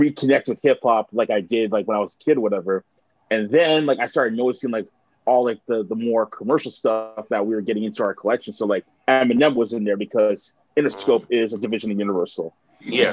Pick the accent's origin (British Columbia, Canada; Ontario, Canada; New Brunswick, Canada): Ontario, Canada; Mississauga; also born or lived in Hamilton, Canada / Oakville, Canada; a lot of like my elementary school years and high school years are spent in in uh, in Mississauga, and a lot of like my uh, adolescence was spent there as well